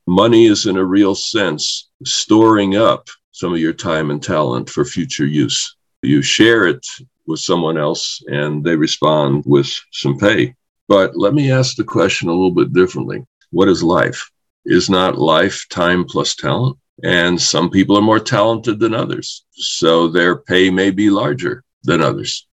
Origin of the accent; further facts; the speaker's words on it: New York City, New York, United States; I grew up in New York City